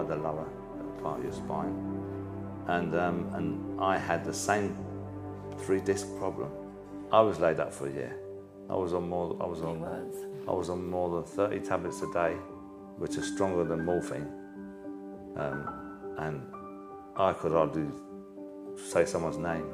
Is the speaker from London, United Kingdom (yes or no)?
yes; London, United Kingdom; I was born in Bermondsey, Bermondsey boys, as we called